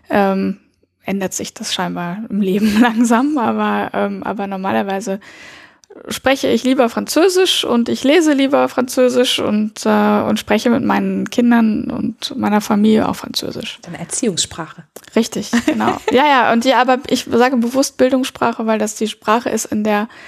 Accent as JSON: {"language": "German", "country": "Lebanon", "tie": "born or raised there", "said": "Und ähm, dass ich bin im Libanon geboren und da auch teilweise aufgewachsen. Mit meinen Eltern bin ich sehr oft umgezogen und ähm, ja, also und bin auf eine französische Schule gegangen."}